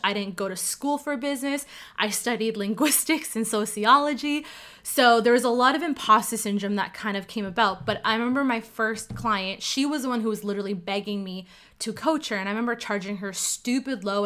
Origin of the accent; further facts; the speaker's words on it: Ottawa, Ontario, Canada; first language Cantonese; English is a second language; I'm born and raised in Ottawa, Canada